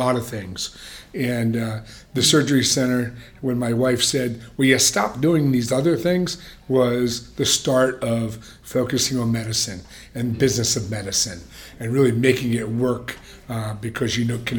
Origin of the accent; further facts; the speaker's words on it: New Jersey, United States; moved away as an adult; also born or lived in Philadelphia / Ohio; now in Las Vegas, United States; I'm a kid from Jersey, married a girl from Texas